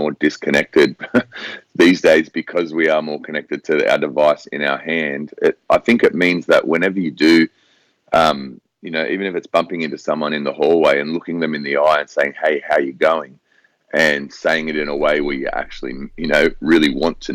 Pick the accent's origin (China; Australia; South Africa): Australia; Sydney, New South Wales; also born or lived in Hong Kong; I was born and raised in Sydney, Australia